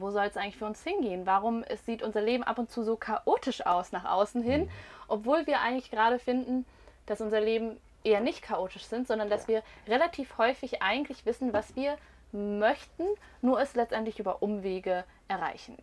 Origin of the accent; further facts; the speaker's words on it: Rhine-Main area, Germany; wir kommen tatsächlich aus dem Rhein-Main-Gebiet